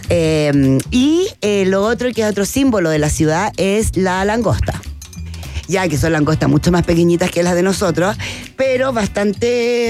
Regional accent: Chile; vengo de Chile

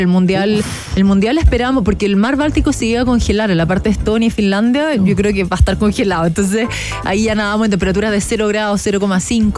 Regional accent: Chile; como latina, como sudamericana, como mujer em, y más como chilena

